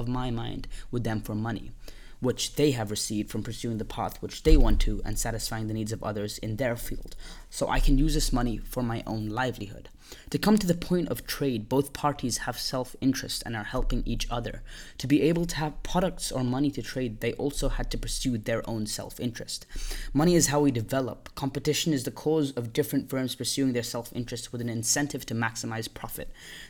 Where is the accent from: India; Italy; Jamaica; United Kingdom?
India; English is a second language; I'm Indian, and although I am Indian, I've lived most of my life outside of India, but I currently do live in India.